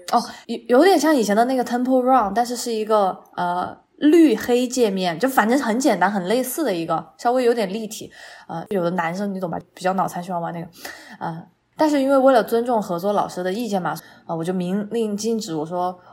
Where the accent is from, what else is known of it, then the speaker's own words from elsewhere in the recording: Chongqing, China; 我作为一个重庆人，我点了鸳鸯锅